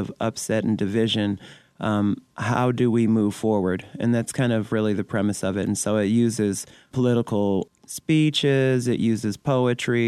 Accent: Detroit, Michigan, United States; now in Canada; I was born and raised in Detroit

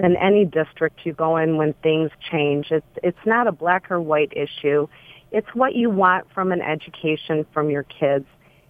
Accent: Highland Park, Michigan, United States; now in Berkley, United States; I am white. I was born in Highland Park. My family lived on 12th Street back then, just north of West Grand Boulevard

